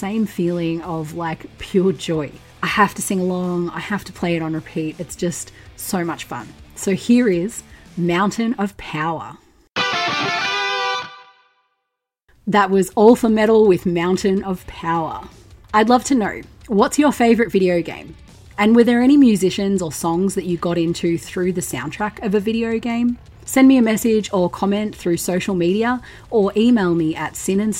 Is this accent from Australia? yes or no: yes; Victoria, Australia; my home state of Victoria in Australia